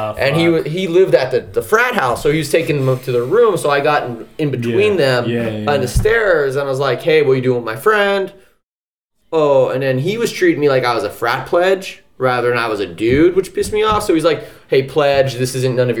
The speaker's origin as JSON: {"language": "English", "town": "San Francisco", "region": "California", "country": "United States", "said": "I'm not from Pacifica, dude. I'm from the city."}